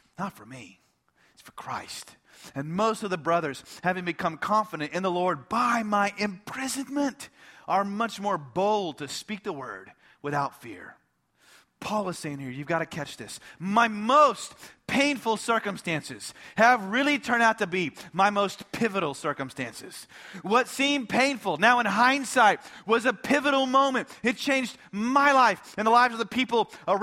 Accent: United States; as an American

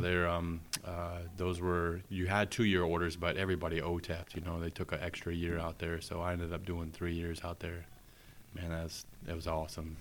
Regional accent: Tampa, Florida, United States; moved away as an adult; growing up in Tampa

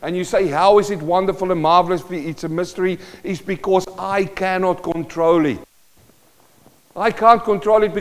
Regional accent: Western Transvaal, North West, South Africa; moved away; I was from Western Transvaal

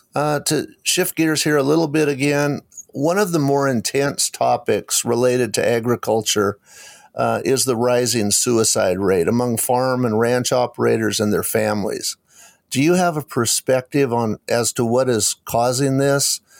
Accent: Eastern Washington, United States; when I was growing up in Eastern Washington

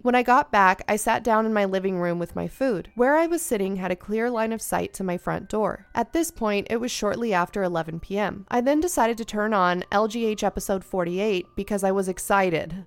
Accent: Ventura County, California, United States; I am also from Ventura County

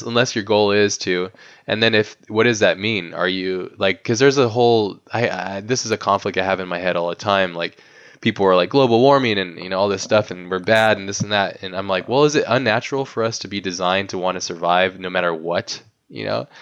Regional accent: United States; in my own context of being American

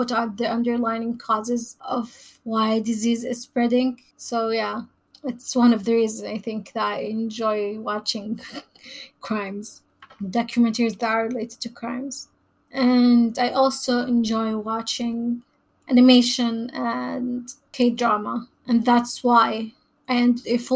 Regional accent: Saudi Arabia; moved away as an adult; I was born and raised in Saudi Arabia, where I also got my bachelor degree in epidemiology.

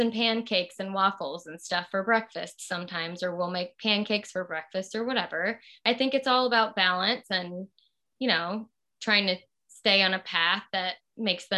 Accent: Southern Louisiana, United States; moved away; I'm from Southern Louisiana and there's rice with everything.

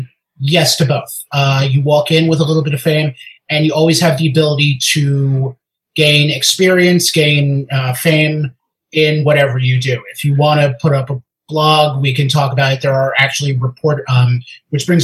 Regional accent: United States; I'm American.

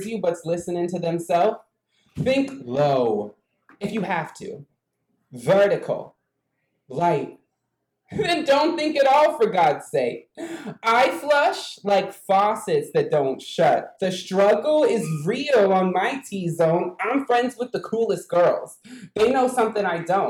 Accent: United States; I'm from an Indian reservation.

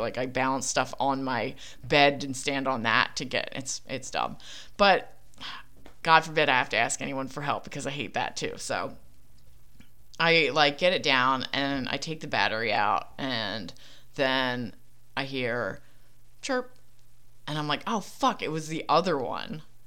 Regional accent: Philadelphia, Pennsylvania, United States; accent: Philly; my Philly accent

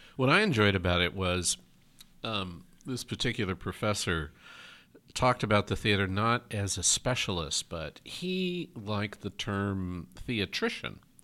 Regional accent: New York, United States; now in Oregon, United States; I'm from New York originally

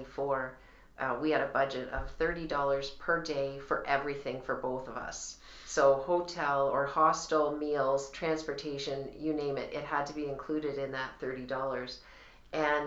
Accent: Canada

